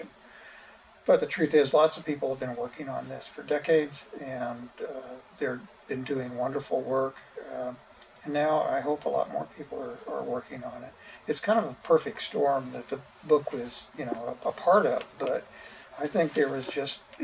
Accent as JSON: {"language": "English", "town": "Kansas City", "region": "Missouri", "country": "United States", "tie": "born or raised there", "said": "I grew up outside of Kansas City, Missouri"}